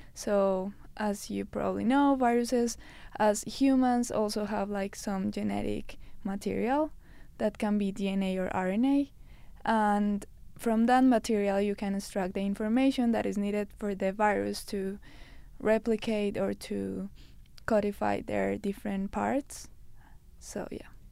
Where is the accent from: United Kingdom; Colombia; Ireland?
Colombia; moved away as an adult; now in Canada; I'm from Colombia